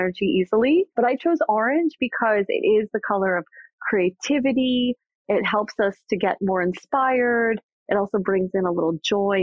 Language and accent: English; New York, United States; I am a New Yorker